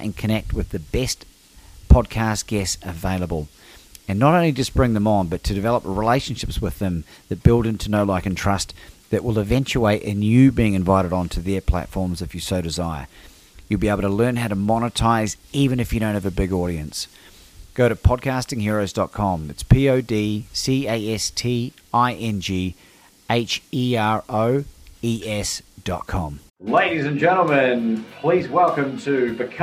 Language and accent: English; New Zealand; moved away as an adult; now in Melbourne, Australia; I'm not from here originally. I'm from New Zealand, but I've been here for 19 years in December.